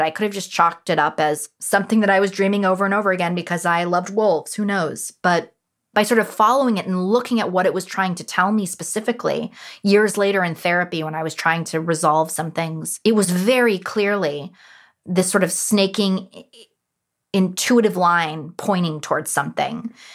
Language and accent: English; Los Angeles, California, United States; born and raised in Los Angeles, who's a third generation from Los Angeles